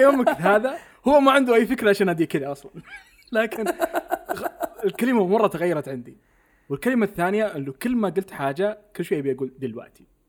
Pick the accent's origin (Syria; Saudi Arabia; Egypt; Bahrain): Saudi Arabia; عندنا بالسعوديه